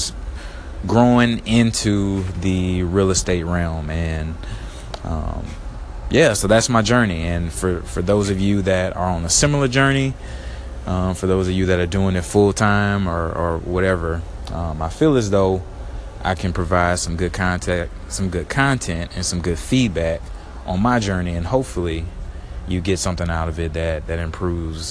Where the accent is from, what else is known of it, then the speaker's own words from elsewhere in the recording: Baton Rouge, Louisiana, United States; moved away as an adult; also born or lived in San Antonio, Texas; now in Houston, United States; I'm originally born and raised in Baton Rouge, Louisiana